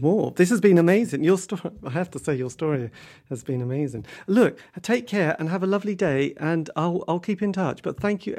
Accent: England, United Kingdom; I'm English.

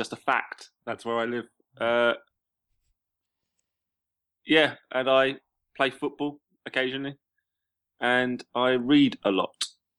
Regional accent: England, United Kingdom; I'm English.

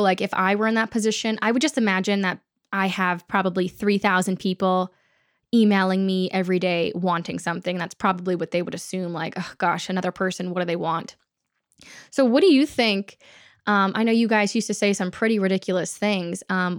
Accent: Texas, United States; also born or lived in California; So Florida is kind of a new thing for our family, whereas we grew up in Texas, and then Dad and I moved to California

